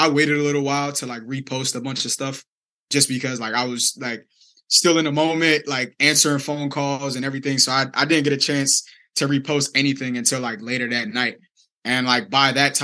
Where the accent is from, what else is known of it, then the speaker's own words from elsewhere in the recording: Delaware, United States; I'm from Delaware, very small state.